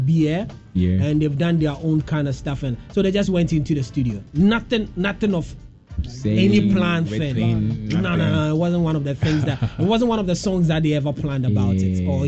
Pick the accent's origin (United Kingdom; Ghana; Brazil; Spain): Ghana; we as a Ghanaian as a Ghanaian people